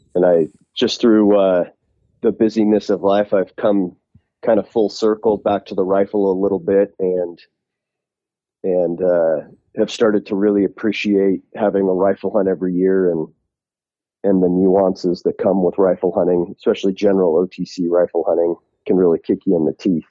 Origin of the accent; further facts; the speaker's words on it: Utah, United States; I'm from Utah